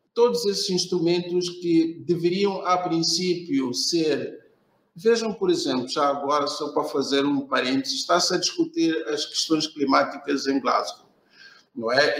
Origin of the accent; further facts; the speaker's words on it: Beira, Sofala, Mozambique; eu sou de Moçambique, sou uh, especificamente da cidade da Beira, uh, onde resido e trabalho.